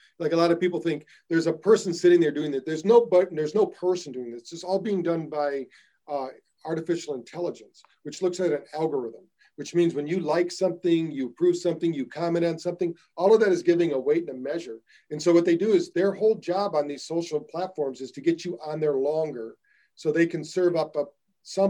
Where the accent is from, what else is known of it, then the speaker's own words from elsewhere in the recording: United States; I'm American